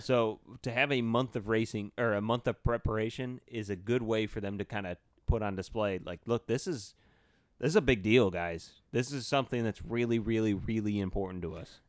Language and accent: English; United States; as an American